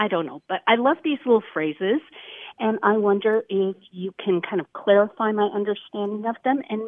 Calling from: Spokane, Washington, United States; I'm calling from Spokane, Washington.

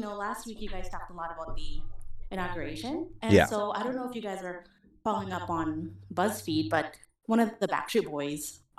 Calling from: Vancouver, British Columbia, Canada; Vancouver, Canada.

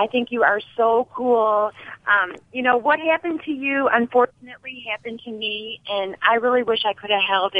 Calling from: Kentucky, United States; I'm calling from Kentucky.

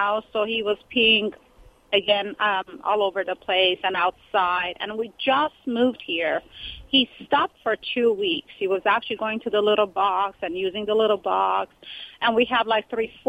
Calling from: California, United States; I'm great. From California.

